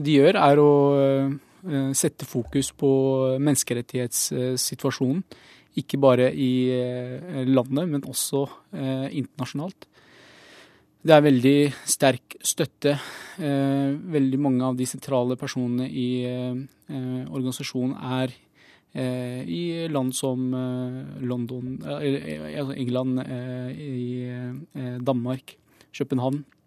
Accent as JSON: {"language": "Norwegian", "country": "Bahrain", "moved": "yes", "lives_now": "Norway", "said": "jeg kommer opprinnelig fra Bahrain"}